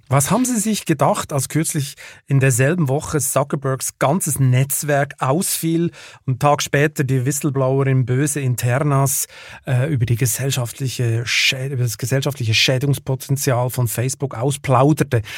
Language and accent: German; Lucerne, Switzerland; ich komme ja aus Luzern